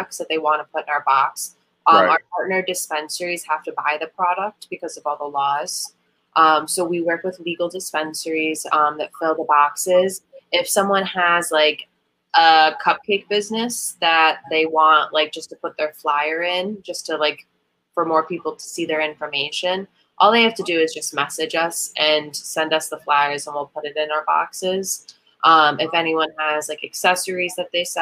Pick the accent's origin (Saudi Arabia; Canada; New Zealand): Canada; also born or lived in Illinois; now in Sacramento, United States; I'm originally from Canada